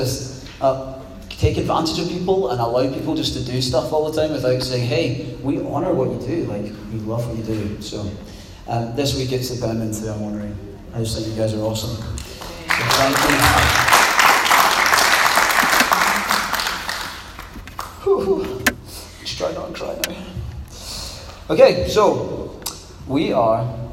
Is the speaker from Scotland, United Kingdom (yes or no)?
yes; Scot, Scotland, United Kingdom; also born or lived in Poole; now in Glasgow, United Kingdom; as a Scot